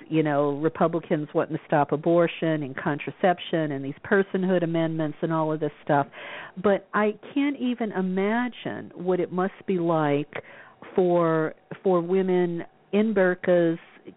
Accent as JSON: {"language": "English", "area": "the South", "region": "Louisiana", "country": "United States", "tie": "born or raised there", "moved": "as an adult", "lives_now": "California, United States", "said": "I was raised in the South"}